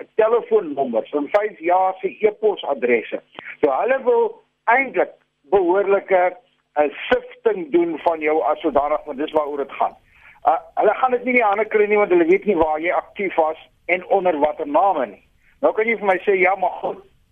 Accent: South Africa; ons as Suid-Afrikaners is gelukkig

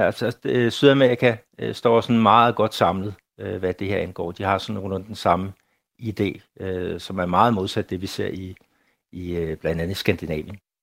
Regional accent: Denmark; now in Brazil; derhjemme i Danmark

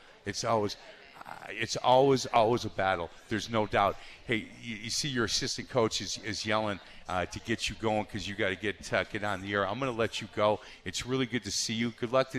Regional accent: Milwaukee, Wisconsin, United States; I grew up in Milwaukee

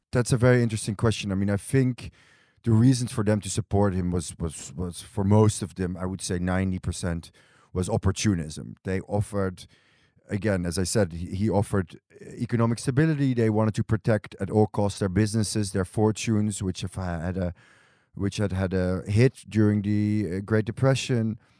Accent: Amsterdam, North Holland, Netherlands; moved away as an adult; also born or lived in Berlin / New York; now in Tel Aviv, Israel; I was born and raised in Amsterdam

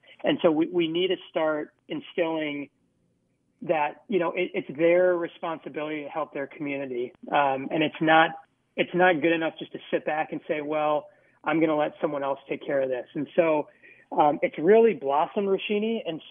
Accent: Minneapolis, Minnesota, United States; I grew up in Minneapolis, and this is home.

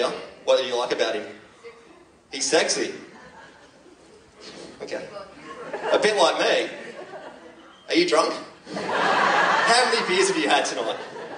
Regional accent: Cronulla, New South Wales, Australia; moved away as an adult; now in Victoria, Australia; I'm from Cronulla

